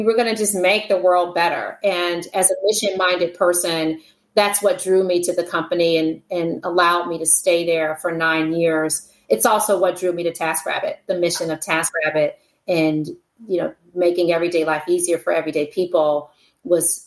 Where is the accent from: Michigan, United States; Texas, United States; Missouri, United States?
Michigan, United States; Detroit; now in Palo Alto, United States; I was born in Detroit, Michigan. It's where I'm from.